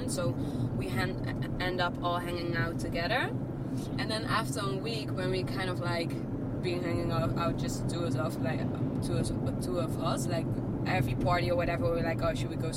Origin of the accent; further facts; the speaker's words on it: Amsterdam, North Holland, Netherlands; moved away as an adult; now in Australia; I'm from Amsterdam.